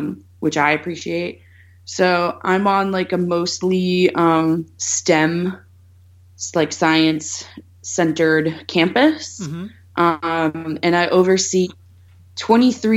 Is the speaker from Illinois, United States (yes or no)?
no; New York City, New York, United States; now in New Jersey, United States; I'm from Staten Island, where it was basically, everyone was, white, Italian, Catholic